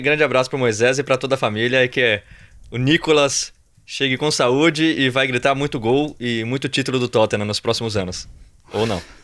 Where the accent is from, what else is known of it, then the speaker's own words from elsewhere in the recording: Brazil; moved away; a gente é do Brasil, a nossa família tá no Brasil